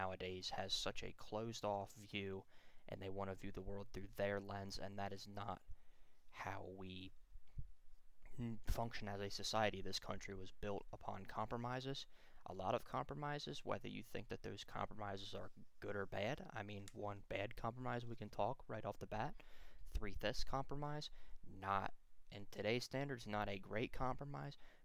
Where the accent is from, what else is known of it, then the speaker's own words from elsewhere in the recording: Lancaster, Pennsylvania, United States; I was born and raised in Lancaster, a city in South Central PA